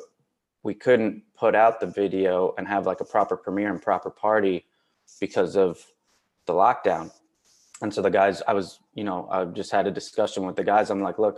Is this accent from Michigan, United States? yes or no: no; Milford, Connecticut, United States; moved away as an adult; now in Los Angeles, United States; my hometown of Milford, Connecticut